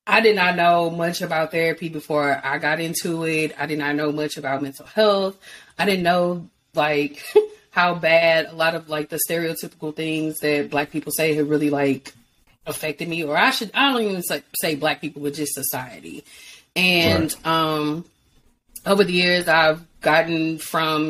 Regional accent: St. Louis, Missouri, United States; I'm from St. Louis

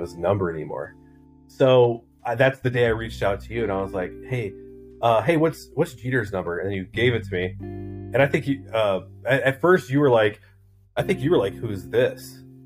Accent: Southern Wisconsin, Northern Illinois, United States; I grew up everywhere, man. Um, Northern Illinois, Southern Wisconsin

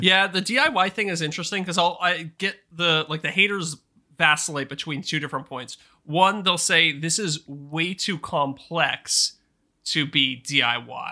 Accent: Canada; accent: Canadian; my Canadian accent

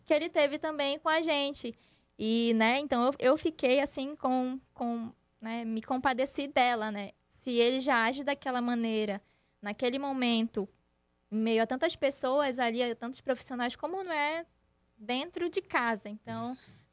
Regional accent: Tefé, Amazonas, Brazil; now in Manaus, Brazil; eu não sou daqui, eu sou do interior, sou de Tefé

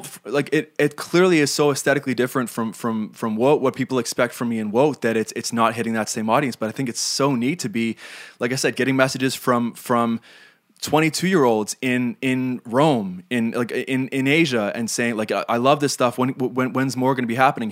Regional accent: Canada

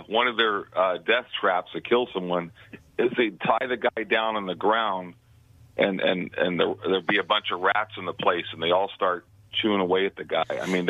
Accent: San Francisco Bay, California, United States; I grew up in the San Francisco Bay and all that.

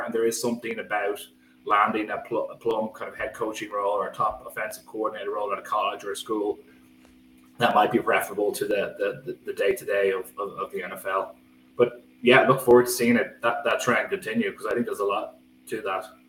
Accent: Skerries, Leinster, Ireland; I grew up in Skerries, County Dublin

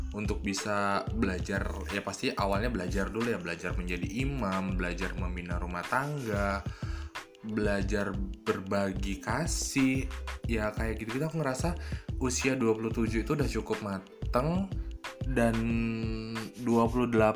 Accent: North Sumatra, Indonesia; accent: Javanese Medan; moved away as an adult; now in Medan, Indonesia; aku anak daerah yang merantau ke Medan jadi daerah asli aku itu kalau naik kereta api itu perjalanannya dari Medan ke kabupaten kota itu sekitar 6 jam

